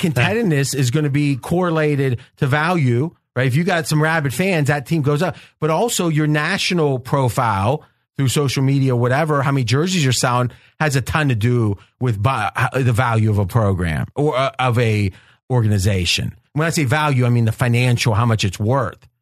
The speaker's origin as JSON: {"language": "English", "area": "across the river from Pittsburgh", "region": "Ohio", "country": "United States", "tie": "born or raised there", "accent": "Pittsburgh", "moved": "yes", "said": "I go back home around Pittsburgh most Christmases. I grew up in Ohio, but right across the river"}